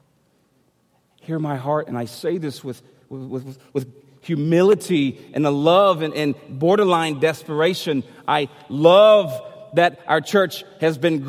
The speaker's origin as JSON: {"language": "English", "country": "United States", "said": "I'm American"}